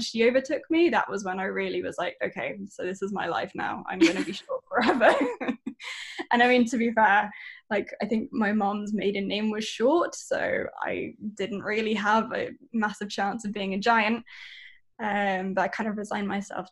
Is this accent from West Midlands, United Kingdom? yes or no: yes; Shropshire, West Midlands, United Kingdom; now in London, United Kingdom; I was born and raised in an area that no one in the United States will have ever heard of. It's called Shropshire.